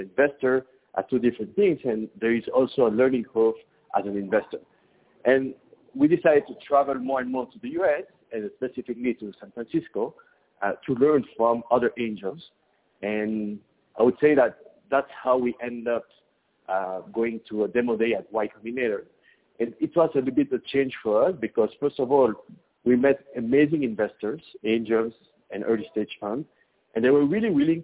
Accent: Belgium; moved away as an adult; now in Mexico; I'm actually from Belgium in Europe, and mm-hmm. I moved into Mexico 15 years ago

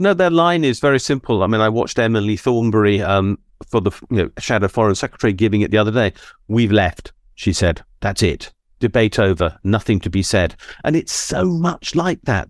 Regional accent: Suffolk, East of England, United Kingdom; I was born in Suffolk

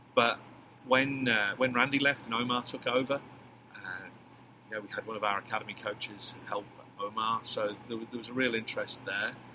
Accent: England, United Kingdom; accent: English; moved away as an adult; now in Texas, United States; class myself as, as an American coach with a with an English accent

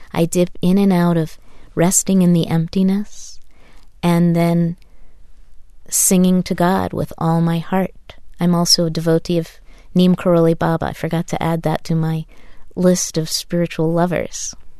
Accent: Taos, New Mexico, United States; I grew up in Taos, New Mexico

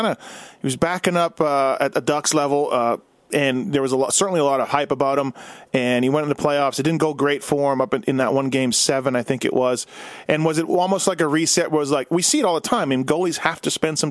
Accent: Winnipeg, Manitoba, Canada; now in Las Vegas, United States; I grew up in Winnipeg

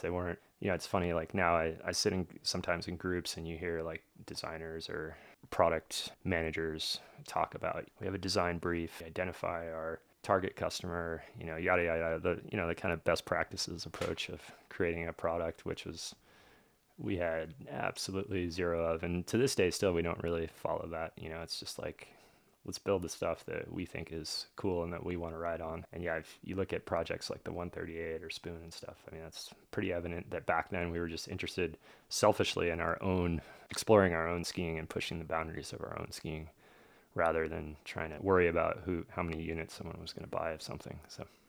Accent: New York, United States; also born or lived in Brazil; we moved to New York when I was, like, one or so

